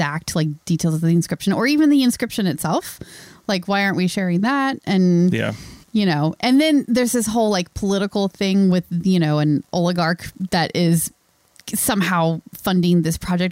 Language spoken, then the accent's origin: English; near Williamsburg, Virginia, United States; moved away as an adult; I grew up not too far from there